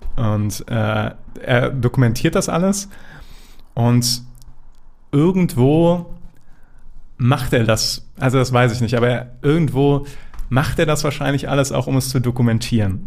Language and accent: German; Germany; als Deutscher